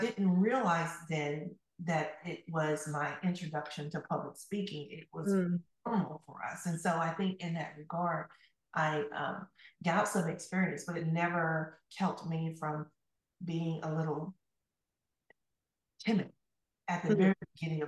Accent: Camilla, Georgia, United States; moved away as an adult; now in Tallahassee, United States; I left Camilla, Georgia, my hometown, and at the age of 18

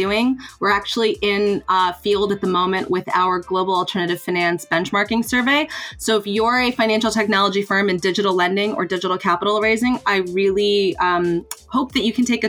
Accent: United States; moved away; I'm obviously, you can tell from the accent, I'm from the United States

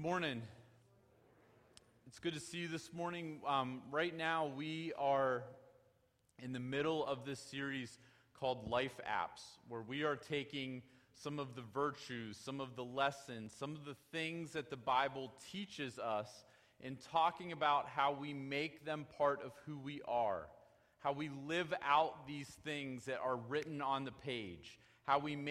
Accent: United States; We as American Christians

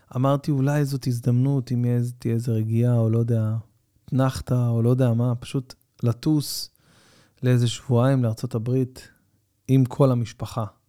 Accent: Tel Aviv-Yafo, Tel Aviv District, Israel; אני שיחקתי בילדותי במכבי יפו. גדלתי ביפו

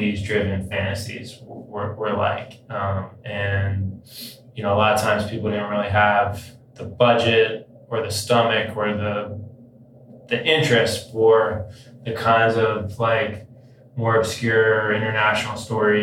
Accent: New York City, New York, United States; I grew up in New York City in the West Village

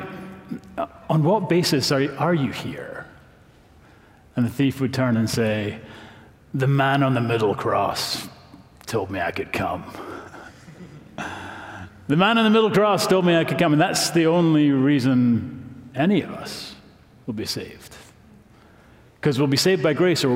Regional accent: Scotland, United Kingdom; now in Knoxville, United States; I'm from Scotland

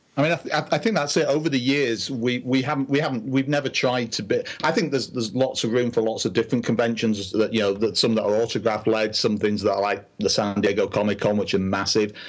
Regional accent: England, United Kingdom; I'm from England.

